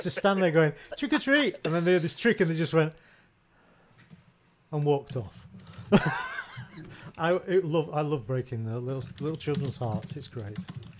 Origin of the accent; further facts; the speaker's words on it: the north of England, United Kingdom; I got brought up in a fairly rough part of England. I know one can't tell by one's accent and stuff like this.